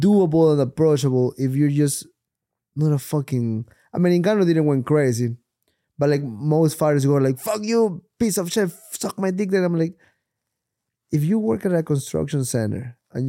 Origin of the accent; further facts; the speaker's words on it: Ecuador; moved away; I'm from Ecuador